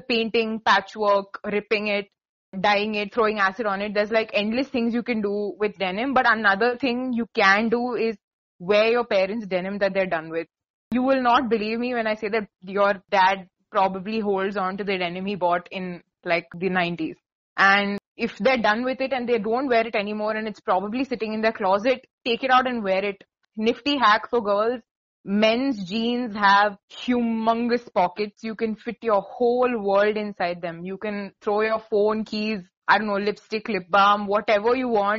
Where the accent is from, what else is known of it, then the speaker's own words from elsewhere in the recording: India; we're from India